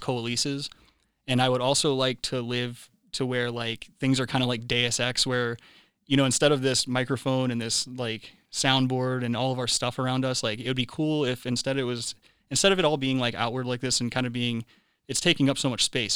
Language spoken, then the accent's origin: English; South Carolina, United States; my home state of South Kakalaki in Charleston there.